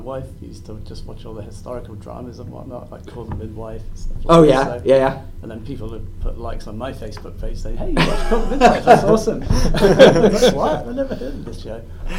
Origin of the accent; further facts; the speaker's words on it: United Kingdom; I'm British